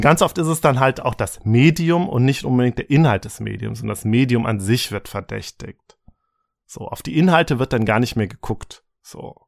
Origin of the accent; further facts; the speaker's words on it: Germany; bei uns in Deutschland